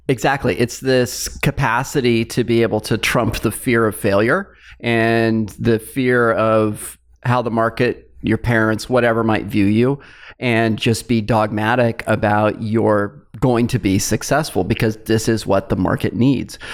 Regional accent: Fresno, California, United States; my hometown, Fresno State

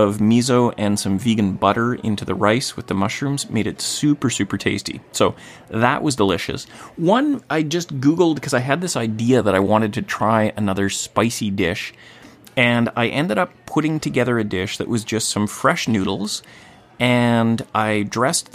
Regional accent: Gibsons, British Columbia, Canada; my hometown of Gibsons, BC on the Sunshine Coast

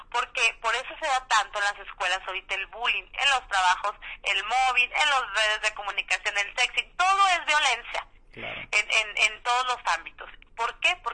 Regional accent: Mexico; aquí en México, en mi país

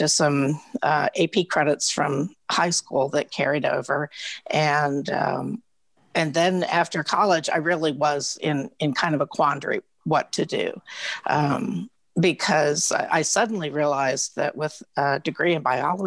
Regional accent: Oak Ridge, Tennessee, United States; when I grew up in Oak Ridge

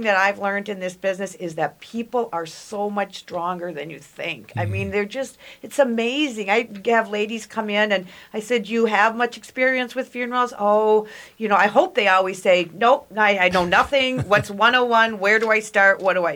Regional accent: Farmington, Minnesota, United States; I grew up down in Farmington, Minnesota, small town.

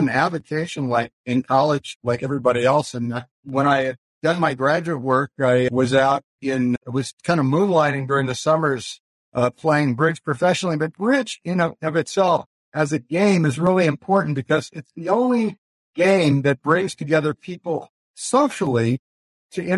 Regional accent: Los Angeles, California, United States; also born or lived in Hayward, California; I actually grew up in Los Angeles

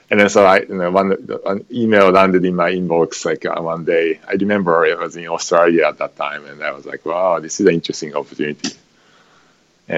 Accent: Tokyo, Japan; moved away as an adult; now in United States; So I grew up in Japan, in Tokyo, and when I got old enough, I came over to the United States

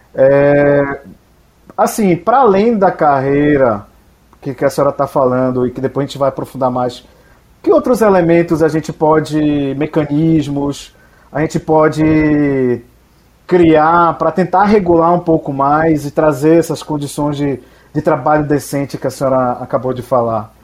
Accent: Belém, Pará, Brazil; also born or lived in Recôncavo, Bahia; now in Bahia, Brazil; Sou de Belém do Pará, Falo diretamente do recôncavo da Bahia

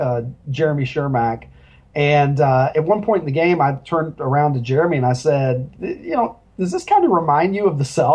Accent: Kentucky, United States; I'm from Kentucky, and I'd never been to Chicago until I was almost 30

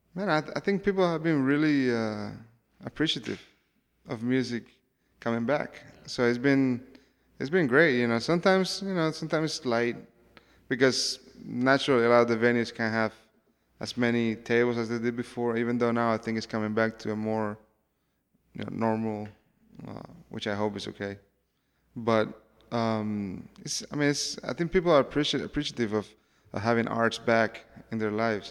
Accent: Cuba; I come from Cuba

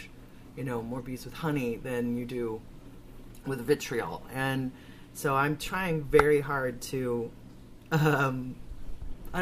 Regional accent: Chicago, Illinois, United States; moved away; where I grew up in Chicago.

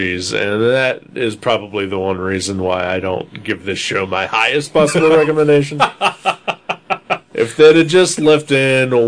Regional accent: Ohio, United States; growing up in Ohio

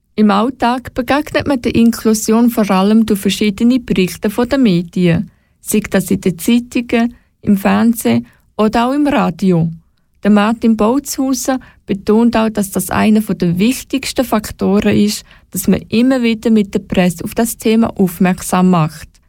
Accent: Switzerland; bei uns in der Schweiz

